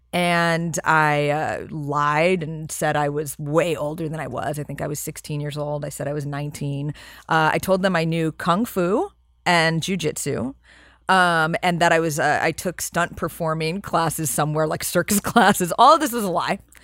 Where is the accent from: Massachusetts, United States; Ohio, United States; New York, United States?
New York, United States; New York City; I grew up in New York and in Manhattan